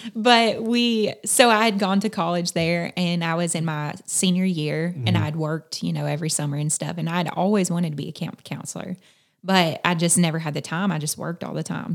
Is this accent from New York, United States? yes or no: no; South Carolina, United States; moved away as an adult; now in Eastern Kentucky, United States; I'm from South Carolina. Mm-hmm. So I grew up in the foothills of the Appalachian Mountains